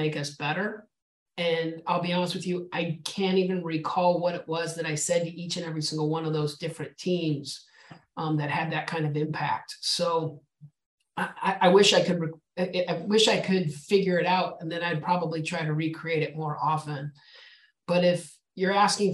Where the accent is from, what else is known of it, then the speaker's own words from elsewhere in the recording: Albuquerque, New Mexico, United States; moved away; born and raised in Albuquerque, New Mexico